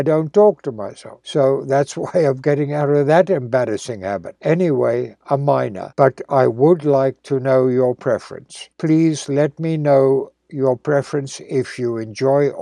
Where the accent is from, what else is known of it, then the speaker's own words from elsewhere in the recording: South Africa; moved away; living in my hometown in South Africa